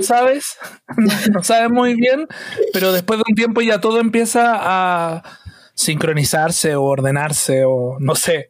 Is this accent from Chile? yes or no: yes; Chile; desde chiquititos estamos criados con un Chile estrecho